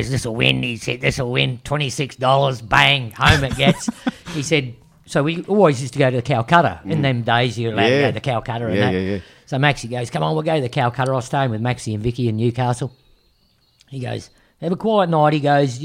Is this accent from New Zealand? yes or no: yes; New Zealand; Being a Kiwi